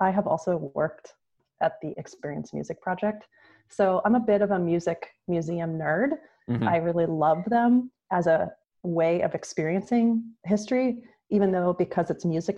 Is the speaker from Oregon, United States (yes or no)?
no; Ohio, United States